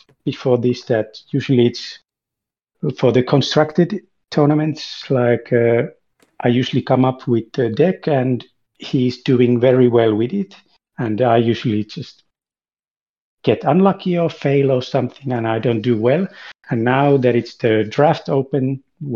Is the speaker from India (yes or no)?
no; Finland; I'm from Finland